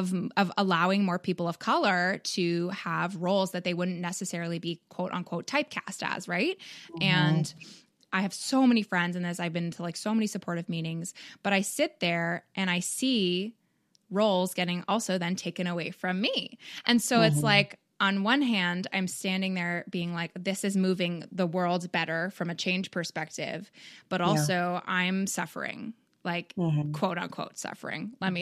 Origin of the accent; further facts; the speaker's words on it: Canada; now in United States; Like I'm from Canada